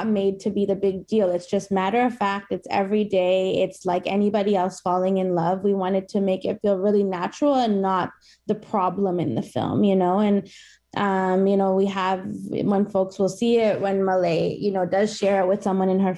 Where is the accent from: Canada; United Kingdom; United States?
Canada; Toronto, Ontario; my hometown